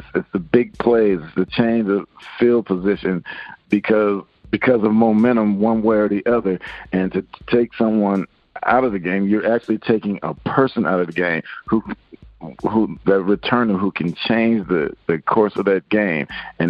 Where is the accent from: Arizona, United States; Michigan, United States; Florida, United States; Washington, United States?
Washington, United States; Seattle; also born or lived in Virginia; Well, I'm originally from Seattle. My dad finished with the Redskins, and so I moved to Virginia. And so that's when I went from Virginia to Texas.